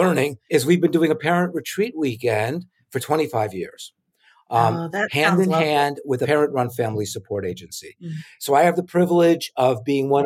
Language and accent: English; New York City, New York, United States; my school years growing up in New York City